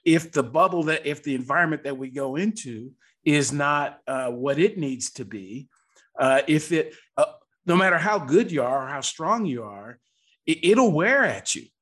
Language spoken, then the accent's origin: English; Seattle, Washington, United States; I was raised in Seattle, Washington